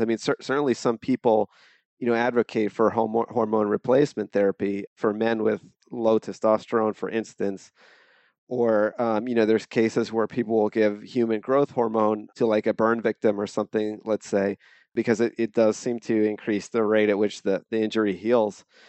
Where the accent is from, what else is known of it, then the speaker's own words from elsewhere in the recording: Mount Laurel, New Jersey, United States; moved away as an adult; also born or lived in San Diego; now in Bay Area, United States; I grew up in New Jersey, it's, uh, South Jersey. It's a town called Mount Laurel